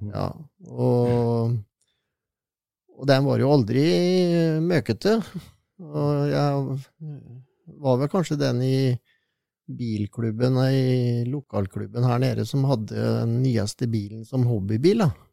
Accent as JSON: {"language": "Norwegian", "town": "Sarpsborg", "region": "Østfold", "country": "Norway", "tie": "born or raised there", "said": "Jeg er jo født og oppvokst i Sarpsborg"}